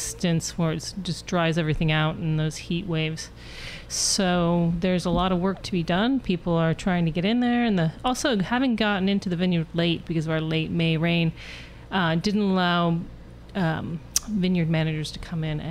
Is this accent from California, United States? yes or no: yes; Sonoma, California, United States; also born or lived in Europe; I grew up here in Sonoma. I went to Sonoma Valley High